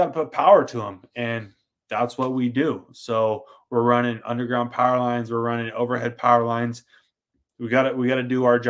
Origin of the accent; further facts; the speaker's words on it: Pacific Northwest, United States; now in Arizona, United States; I'm from the Pacific Northwest originally.